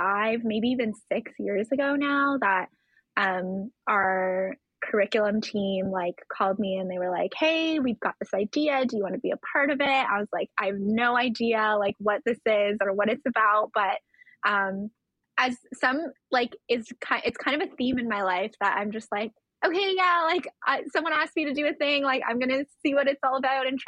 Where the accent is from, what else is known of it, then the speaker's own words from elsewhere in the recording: just outside of Toronto, Ontario, Canada; I was born and raised just outside of Toronto